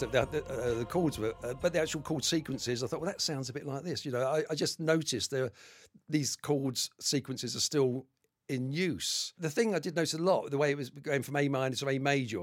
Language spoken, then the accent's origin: English; London, United Kingdom; Been involved in reggae music all my life, all through the 60s and 70s, growing up in Tottenham